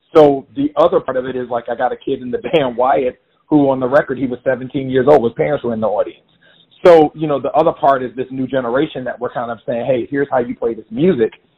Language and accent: English; Jacksonville, Florida, United States; born or raised there; moved away as an adult; now in New York, United States